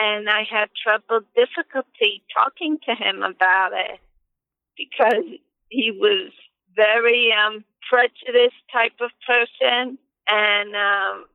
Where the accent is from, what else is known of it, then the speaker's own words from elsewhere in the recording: United States; I grew up in America, so my English has been pretty good